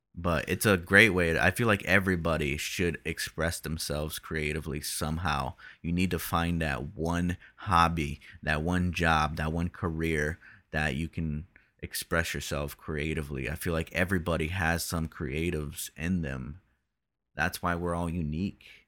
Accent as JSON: {"language": "English", "country": "Brazil", "said": "we're both from Brazil"}